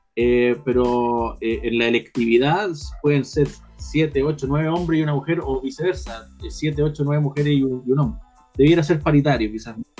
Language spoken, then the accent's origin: Spanish; Puente Alto, Santiago Metropolitan Region, Chile; soy de Puente Alto, vivo en Puente Alto, soy de población